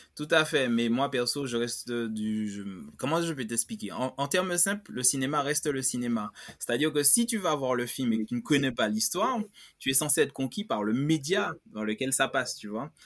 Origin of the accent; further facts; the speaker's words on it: Martinique; je parle en tant que Martiniquais